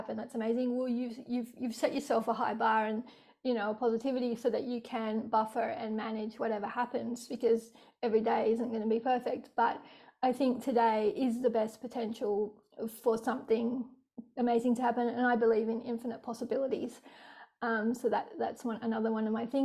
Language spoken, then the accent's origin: English; Sydney, New South Wales, Australia; I grew up in Sydney, born in Rockdale